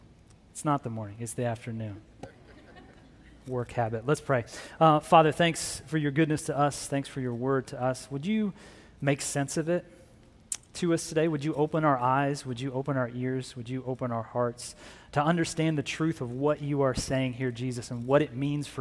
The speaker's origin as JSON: {"language": "English", "town": "Phoenix", "region": "Arizona", "country": "United States", "tie": "born or raised there", "also_born_or_lived": "Tucson, Arizona", "said": "I grew up here in Phoenix, got here in high school, and then I left, went to the University of Arizona"}